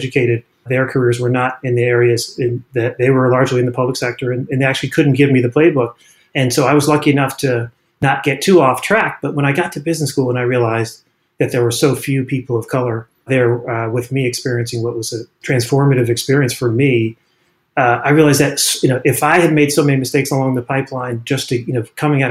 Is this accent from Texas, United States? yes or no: no; Washington, District of Columbia, United States; moved away; also born or lived in Burlingame; since I was a kid growing up in Washington, D.C.